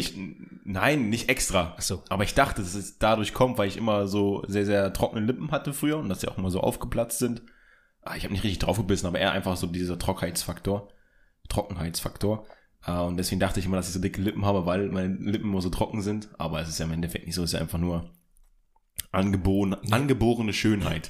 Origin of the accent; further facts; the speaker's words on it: Hildesheim, Lower Saxony, Germany; moved away; in der Heimatstadt, wo ich herkomme, in Hildesheim.